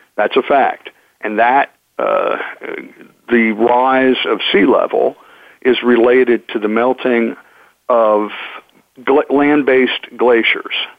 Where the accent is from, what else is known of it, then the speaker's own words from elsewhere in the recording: United States; I'm from the United States